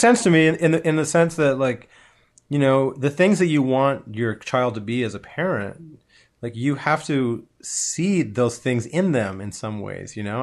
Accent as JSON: {"language": "English", "town": "Toronto", "region": "Ontario", "country": "Canada", "tie": "born or raised there", "said": "I grew up in Toronto"}